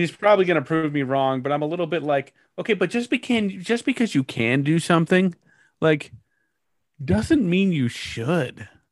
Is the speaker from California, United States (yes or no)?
yes; Bay Area, California, United States; moved away as an adult; also born or lived in Portland; I grew up in the Bay Area